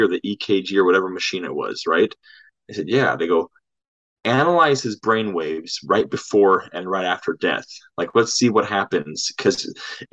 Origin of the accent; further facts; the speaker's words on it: Norwalk, California, United States; I was born actually in Norwalk, California, during the Night Stalker's reign